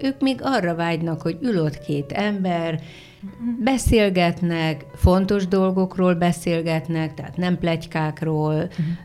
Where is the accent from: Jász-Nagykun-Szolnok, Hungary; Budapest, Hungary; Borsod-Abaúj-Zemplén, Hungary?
Jász-Nagykun-Szolnok, Hungary; a small village near Szolnok; now in Szentendre, Hungary; egy pici faluból szólnok hmm. mellől, Igen. tehát szólnoki születésű, bár szólnokon is éltem